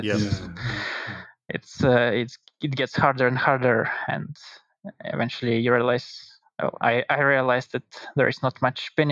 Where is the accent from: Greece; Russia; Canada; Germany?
Russia; I'm from Russia